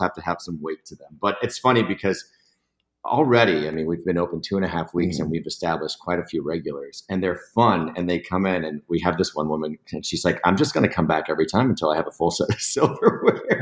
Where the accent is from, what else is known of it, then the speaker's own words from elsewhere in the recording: St. Petersburg, Florida, United States; I was born and raised in St. Pete, and I left here at the ripe age of 19 to join the army